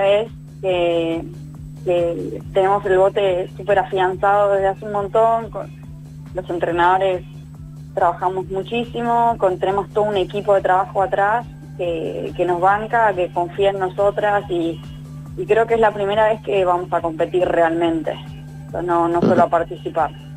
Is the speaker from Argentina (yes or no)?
yes; Argentina